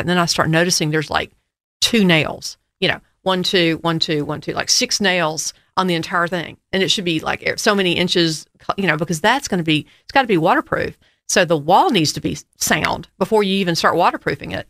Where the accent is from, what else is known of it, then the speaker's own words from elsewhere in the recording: United States; I grew up in River Oaks